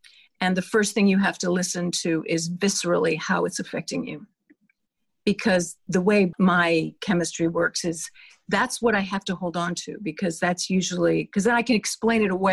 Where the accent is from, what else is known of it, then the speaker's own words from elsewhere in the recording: Canada; moved away as an adult; now in United States; I am a Canadian.